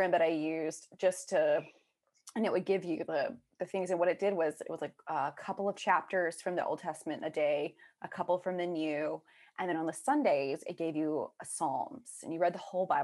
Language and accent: English; South Georgia, United States; now in Boston, United States; I grew up in South Georgia, strong Baptist area